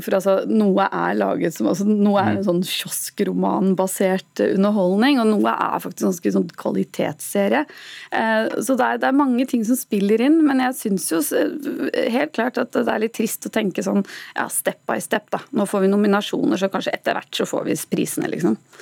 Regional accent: Norway; vi er nordmenn

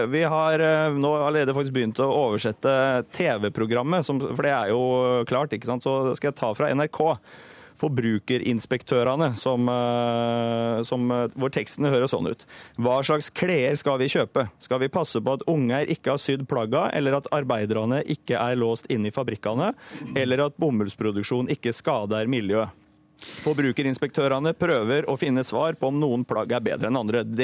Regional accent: Sørlandet, Norway; jeg er sørlending

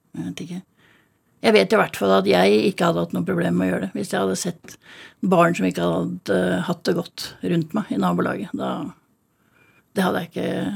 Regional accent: Drøbak, Akershus, Norway; also born or lived in Miami; Født og oppvokst i Drøbak

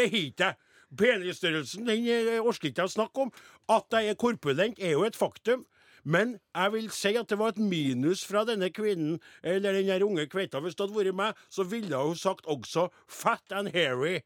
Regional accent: Namdalen, Trøndelag, Norway; Jeg er jo fra Namdalens land sjøl.

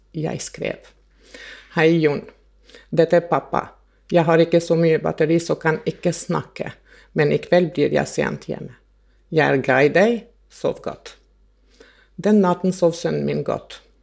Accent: Kosovo; now in Norway; Jeg er opprinnelig fra Kosovo og flyttet til Norge i 1990.

